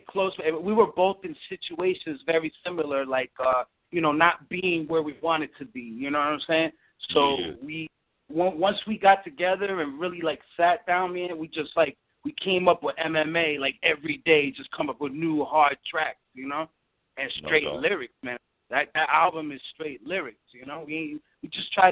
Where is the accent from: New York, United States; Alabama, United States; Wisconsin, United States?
New York, United States; I'm from New York